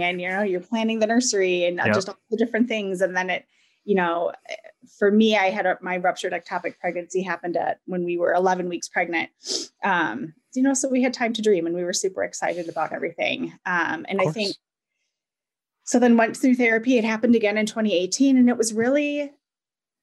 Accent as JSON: {"language": "English", "region": "Wisconsin", "country": "United States", "tie": "born or raised there", "said": "I was born and raised in Wisconsin."}